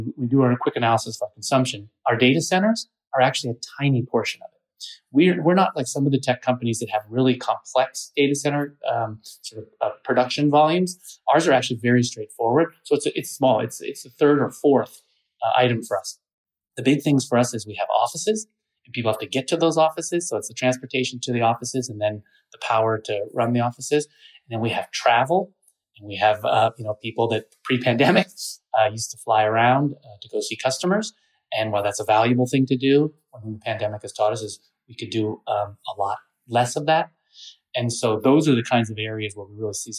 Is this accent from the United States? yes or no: yes; Pacific Northwest, United States; I grew up in the Pacific Northwest.